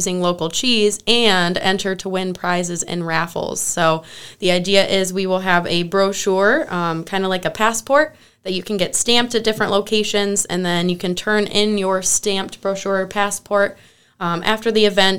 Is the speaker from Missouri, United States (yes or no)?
no; Western New York, United States; moved away as an adult; also born or lived in Pennsylvania / Iowa / Jefferson County, New York; now in North Country, New York, United States; I'm originally from Western New York. I come from a dairy farm background.